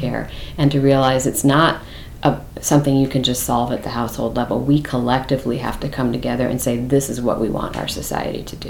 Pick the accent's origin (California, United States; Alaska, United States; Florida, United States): California, United States; moved away; also born or lived in Massachusetts; where I grew up in California